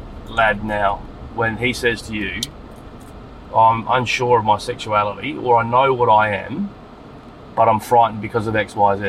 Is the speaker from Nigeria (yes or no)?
no; Adelaide, South Australia, Australia; I grew up in Adelaide, and I went to school with a lot of Aboriginal kids.